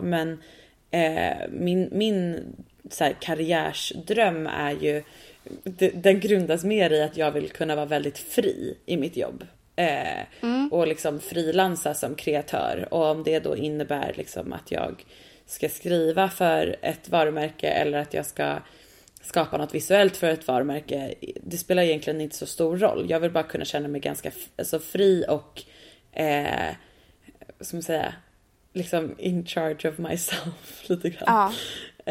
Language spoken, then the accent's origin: Swedish; Sweden; also born or lived in New York; jag som svensk